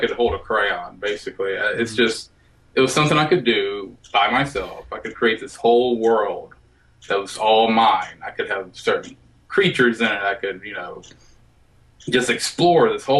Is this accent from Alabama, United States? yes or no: yes; Alabama, United States; I was born and raised in Alabama